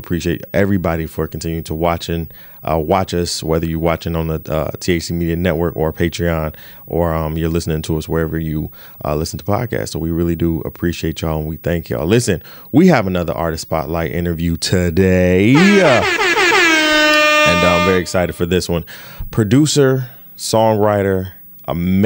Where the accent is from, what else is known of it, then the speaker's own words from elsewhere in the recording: Detroit, Michigan, United States; moved away as an adult; now in New York, United States; I grew up in Detroit, so you know music is fabricated in my blood